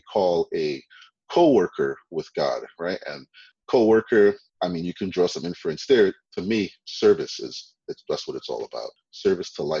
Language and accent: English; Trinidad & Tobago; I was born in Trinidad